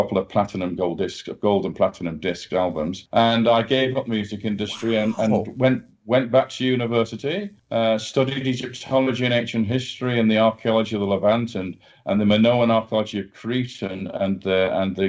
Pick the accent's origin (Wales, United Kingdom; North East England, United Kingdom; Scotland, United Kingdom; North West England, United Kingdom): North West England, United Kingdom; Manchester; now in United States; I was born in Manchester, so which is in the north of England, not far from where the … were born. So that's my neck of the woods